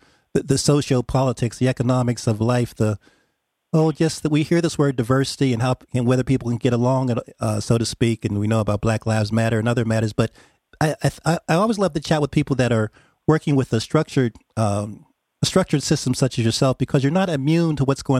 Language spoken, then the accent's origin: English; Pennsylvania, United States; I'm from Pennsylvania